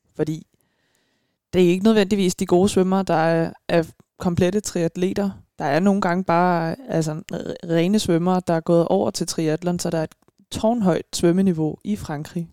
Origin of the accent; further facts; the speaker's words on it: Frederiksberg, Capital Region of Denmark, Denmark; now in Stevns, Denmark; jeg er fra Frederiksberg. Ja. Bare, jeg er bare tilflytter